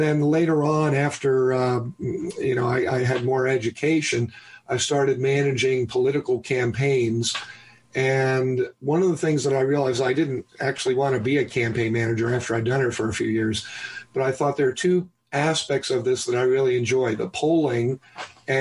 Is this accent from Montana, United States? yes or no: no; New York City, New York, United States; I was born in New York City